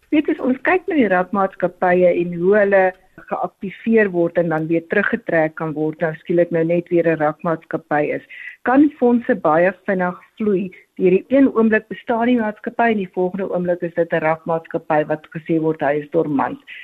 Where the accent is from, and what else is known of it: South Africa